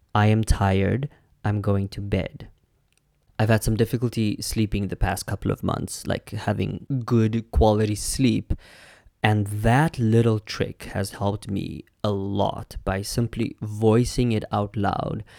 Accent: Namibia; I'm from Namibia, which was a German colony.

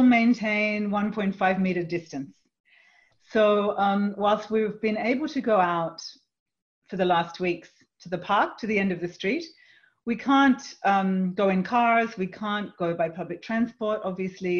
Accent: Australia; moved away; also born or lived in Europe; I'm from Australia, and I hear family and friends and colleagues in Australia speaking in very different ways

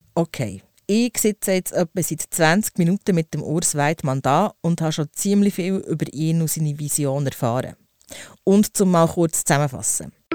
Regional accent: Switzerland; bei uns in der Schweiz

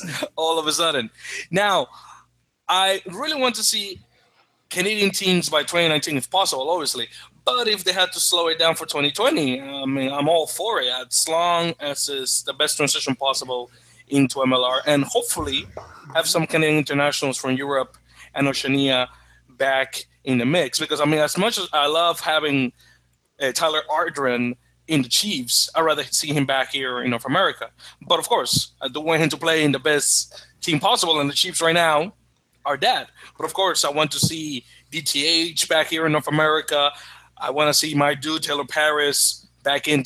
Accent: Dominican Republic; I'm originally from the Dominican Republic

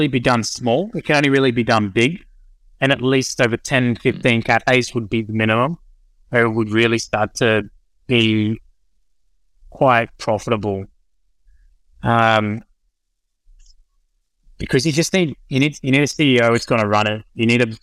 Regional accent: Sunshine Coast, Queensland, Australia; moved away; also born or lived in Penrith; I grew up on the Sunshine Coast

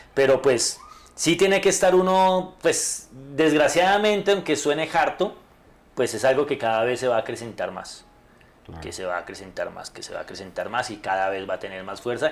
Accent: Bogotá, Colombia; yo soy bogotano

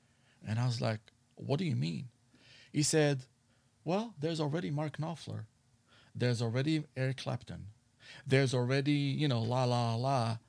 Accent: Israel; English is a second language; moved away as an adult; now in Los Angeles, United States; Well, in 1997, I moved to Los Angeles from Israel, okay, and I went to Musician Institute

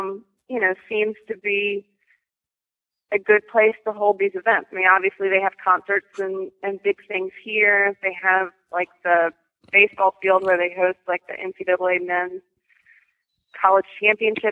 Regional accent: Charleston, South Carolina, United States; I'm from Charleston, South Carolina.

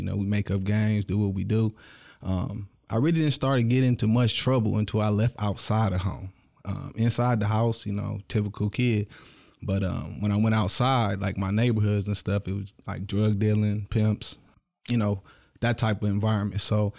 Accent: Clinton Township, Michigan, United States; born there; I was originally born in Clinton Township, small town right outside of Detroit

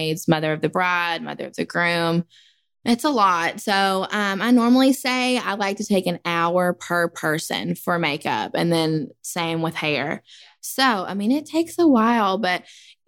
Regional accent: Princeton, Kentucky, United States; I'm from Princeton, Kentucky, and I work at the Q Salon in Princeton.

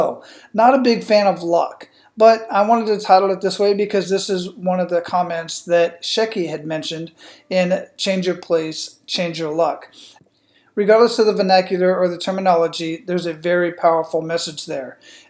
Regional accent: United States; born there; I was lucky that I was born in the United States or as a United States citizen or in the part of the world where I can speak and think freely.

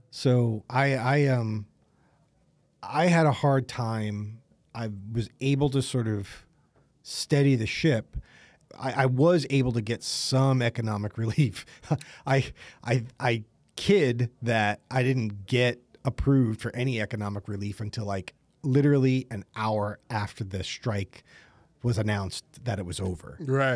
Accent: East Coast, United States; I'm from the East Coast

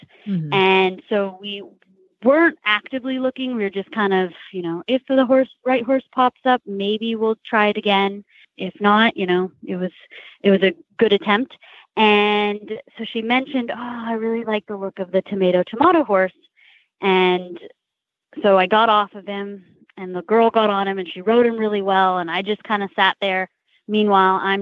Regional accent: California, United States; moved away; I'm originally from California

